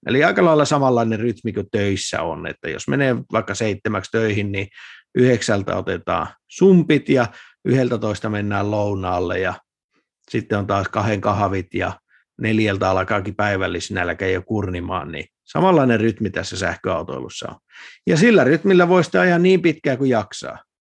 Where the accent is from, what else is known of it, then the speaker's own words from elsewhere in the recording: Lapland, Finland; moved away; mä kun olen Lapista kotoisin